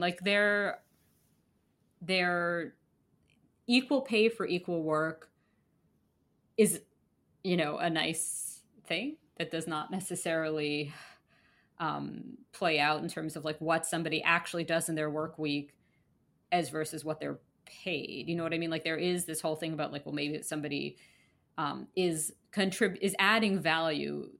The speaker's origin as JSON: {"language": "English", "region": "New York", "country": "United States", "tie": "born or raised there", "said": "I grew up in Manhattan"}